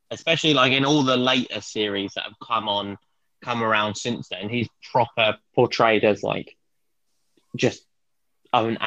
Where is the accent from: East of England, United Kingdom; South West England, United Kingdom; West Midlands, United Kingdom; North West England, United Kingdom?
East of England, United Kingdom; Watford; Watford, a very small, um, quite um, interesting town near London.